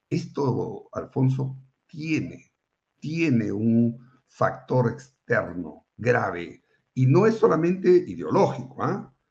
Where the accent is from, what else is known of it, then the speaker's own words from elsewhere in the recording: Colombia; Yo no podía creer que un pueblo como el colombiano, bueno, tampoco nunca me imaginé que nosotros íbamos a estar en esta situación